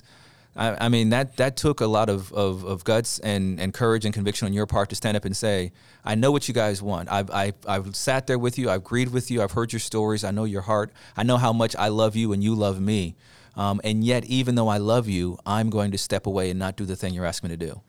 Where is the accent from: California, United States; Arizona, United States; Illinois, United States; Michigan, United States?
California, United States; the church I grew up in Southern California. It's traditionally a Black Baptist church.